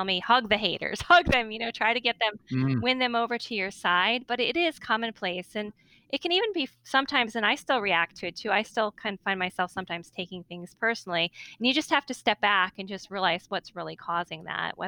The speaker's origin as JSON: {"language": "English", "region": "Northeast", "country": "United States", "said": "I'm from the Northeast"}